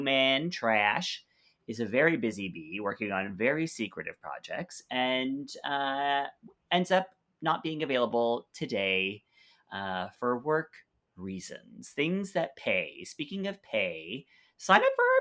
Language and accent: English; Canada; My family is from Mexico. I'm born and raised in Canada.